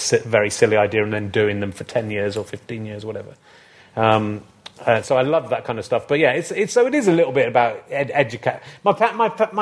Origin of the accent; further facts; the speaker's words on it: Yorkshire and the Humber, United Kingdom; moved away; I'm from Yorkshire originally